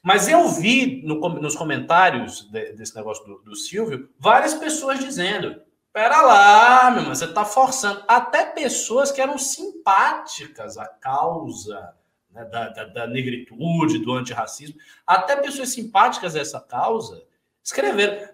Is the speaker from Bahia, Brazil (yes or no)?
yes; Salvador, Bahia, Brazil; eu sou de Salvador, a população de Salvador é majoritariamente negra. Eu vou a mercados com a minha tia desde criança